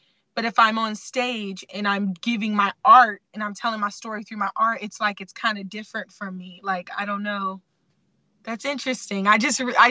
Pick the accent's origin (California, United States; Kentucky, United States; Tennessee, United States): California, United States; Sacramento; also born or lived in Baltimore, Maryland; I was born in Baltimore, Maryland, raised in Sacramento